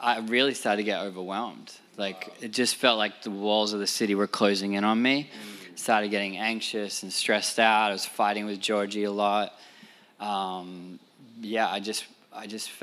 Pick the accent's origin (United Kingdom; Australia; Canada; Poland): Australia; Sydney, New South Wales; moved away as an adult; now in New York, United States; we come from Sydney, Australia